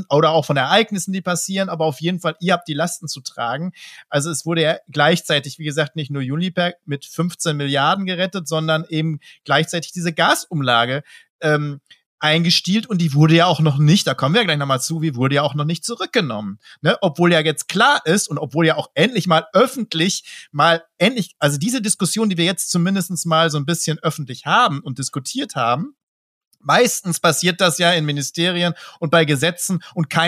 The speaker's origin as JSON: {"language": "German", "town": "Dortmund", "region": "North Rhine-Westphalia", "country": "Germany", "said": "Also da muss ich natürlich als Dortmunder sagen, da krieg, krieg ich wirklich wirklich Pickel."}